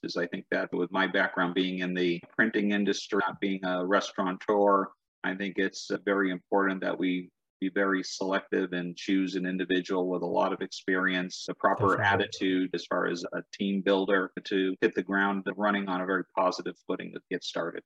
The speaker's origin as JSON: {"language": "English", "region": "New England", "country": "United States", "tie": "born or raised there", "said": "I grew up in New England"}